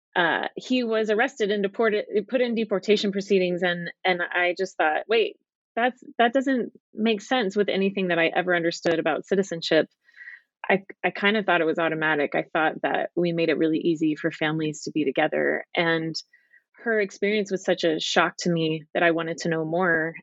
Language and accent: English; Dallas, Texas, United States; moved away as an adult; also born or lived in California / England / Utah / Southern California; I grew up in Dallas, Texas